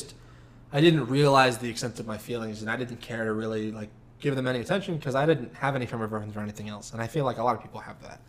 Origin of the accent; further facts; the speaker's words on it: Texas, United States; accent: drawl; us four from Texas